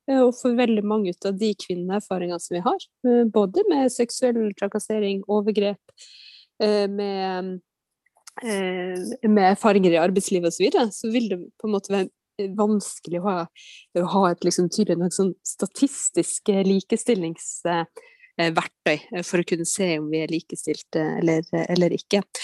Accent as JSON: {"language": "Norwegian", "town": "Nøtterøy", "region": "Vestfold", "country": "Norway", "tie": "born or raised there", "said": "Jeg har vokst opp eh, på Nøtterøya mm, mm. i Vestfold."}